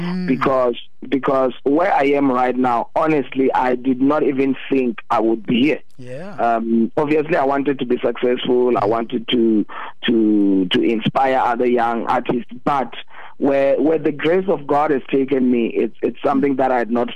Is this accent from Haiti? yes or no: no; Venda, Limpopo, South Africa; I'm from Venda